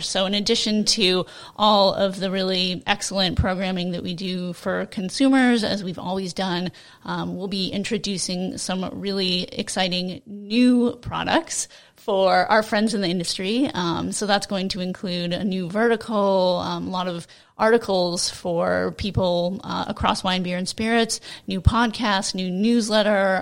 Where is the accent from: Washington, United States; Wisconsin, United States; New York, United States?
Washington, United States; Seattle; I'm from Seattle